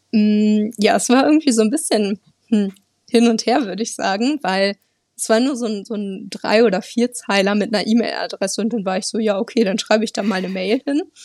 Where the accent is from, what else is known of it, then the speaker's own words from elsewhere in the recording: Lower Saxony, Germany; first language German; moved away as an adult; also born or lived in Bielefeld, Germany; now in Argentina; Ich komme ursprünglich aus der Nähe von Bremen.